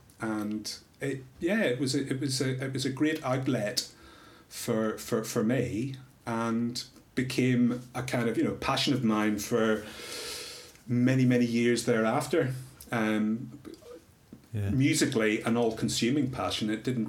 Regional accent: Northern Ireland, United Kingdom; I was growing up in Northern Ireland, where there was a lot of other crap that people had to deal with.

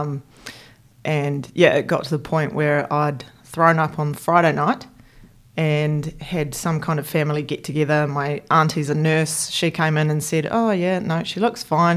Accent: Christchurch, Canterbury, New Zealand; I grew up in Christchurch. So I'm a born and bred Cantabrian, red and black, through and through

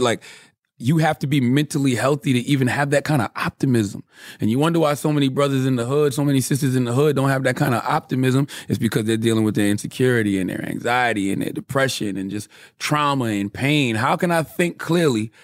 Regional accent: Moncks Corner, South Carolina, United States; I'm from Monk's Corner, South Carolina.

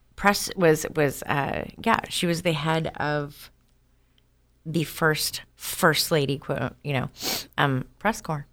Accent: Oklahoma, United States; I'm from Oklahoma

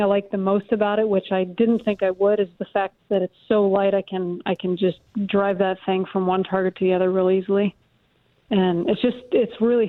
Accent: Colorado, United States; I just pulled into Georgia. I'm from Colorado, but I'm heading to South Carolina for an event.

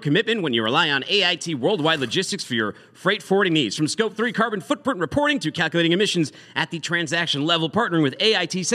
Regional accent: Boston, Massachusetts, United States; I'm from Boston

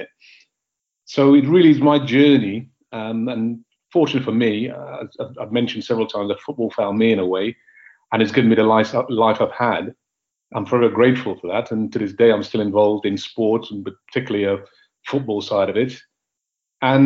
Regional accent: Grenada; I'm from Grenada

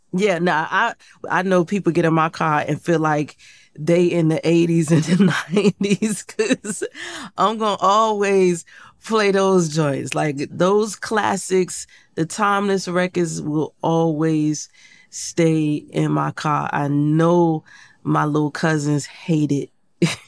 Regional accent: Portsmouth, Virginia, United States; I grew up in Portsmouth, Virginia

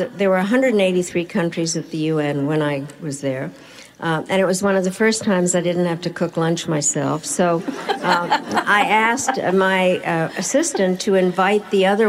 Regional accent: United States; So what happened was, being the American, I created a caucus, and we called ourselves the G7.

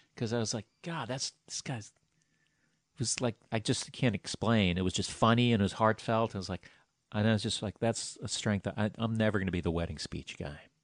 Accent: New York, United States; I'm from New York

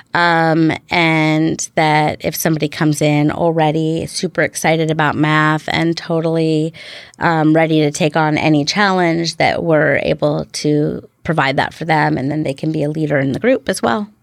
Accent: Seattle, Washington, United States; also born or lived in Bremerton, Washington / Silverdale, Washington; now in Bainbridge Island, United States; I was born in Bremerton

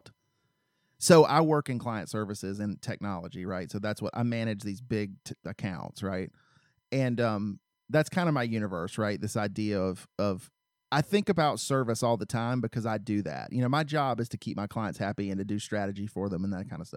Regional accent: the South, United States; I grew up in the South

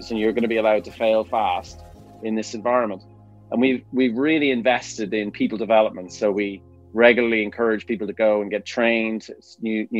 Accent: Dublin, Leinster, Ireland; now in Stroud, United Kingdom; you can tell from my accent, from Dublin, Ireland

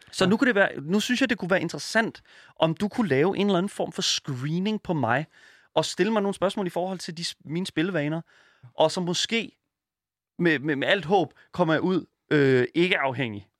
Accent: Horsens, Central Denmark Region, Denmark; also born or lived in Djursland; now in Copenhagen, Denmark; jeg kommer originalt fra Horsens

